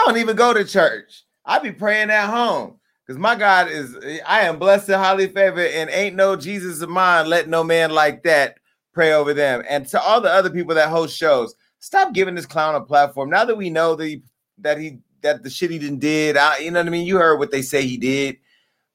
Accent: Stockton, California, United States; I'm from Stockton

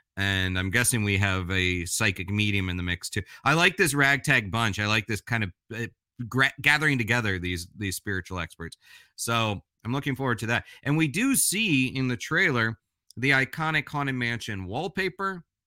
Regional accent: Orlando, Florida, United States; now in Brooklyn, United States; I grew up in Orlando

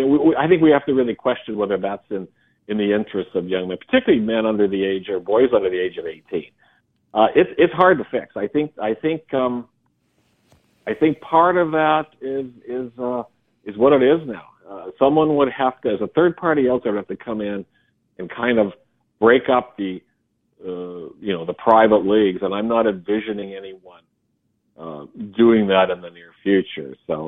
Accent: Regina, Saskatchewan, Canada; my hometown team, the Regina Pats

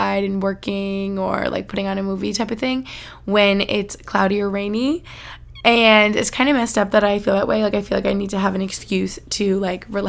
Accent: United States; moved away; also born or lived in Albany, New York / Boston, Massachusetts; where I grew up in Albany or in Boston

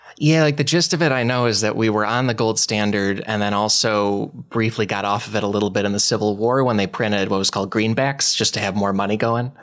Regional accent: Glen Ellyn, Illinois, United States; I'm from, uh, it's Glen Allen, Illinois. It's in DuPage County

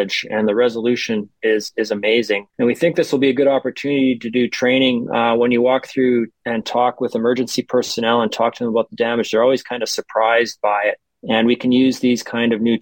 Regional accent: Winnipeg, Manitoba, Canada; I grew up in Winnipeg

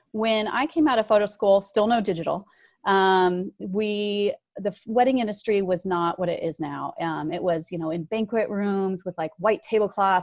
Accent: Northern Nevada, United States; I grew up in Northern Nevada.

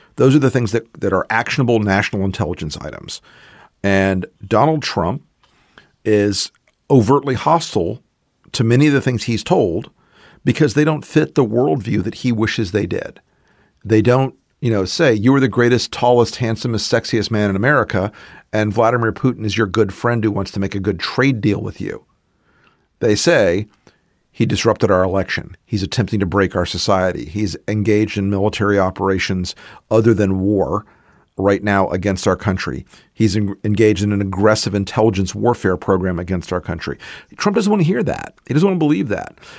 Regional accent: the American South, United States; I'm a Southerner.

